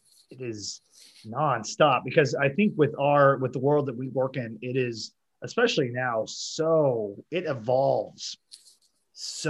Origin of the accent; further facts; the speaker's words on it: Springfield, Missouri, United States; I'm from the Springfield area